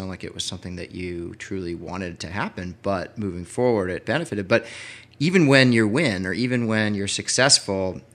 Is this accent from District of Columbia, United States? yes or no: yes; Washington, District of Columbia, United States; I grew up in Washington, D.C.